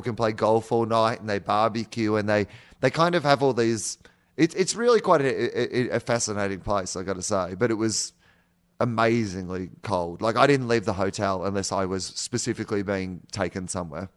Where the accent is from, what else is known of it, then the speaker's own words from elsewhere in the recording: Australia; we're from Australia